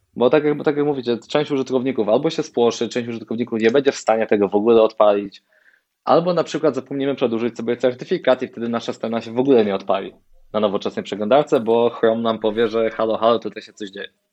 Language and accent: Polish; Poland; jestem, e, z Polski